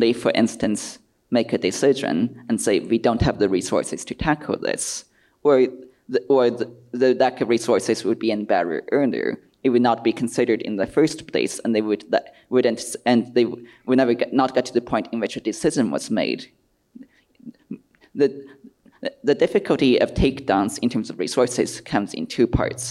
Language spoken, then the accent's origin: English; United States; I'm an American who flew in from California.